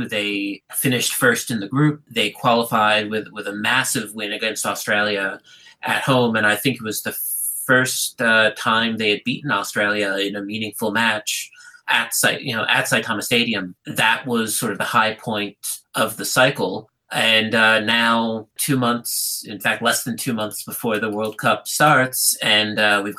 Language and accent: English; Philadelphia, Pennsylvania, United States; I'm from Philadelphia.